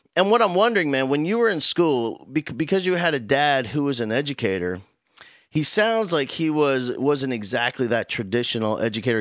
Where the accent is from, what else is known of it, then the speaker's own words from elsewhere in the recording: New Jersey, United States; now in Houston, United States; I grew up in South Jersey